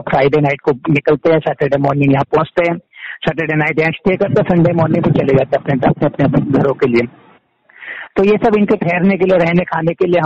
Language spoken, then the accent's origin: Hindi; Chhoti Bijli, Uttarakhand, India; मेरा जन्म ये यहाँ पे छोटी बिजली करके हमारा गांव है जीएम कसर ब्लॉक के अंदर आता है पौड़ी गढ़वाल में यहाँ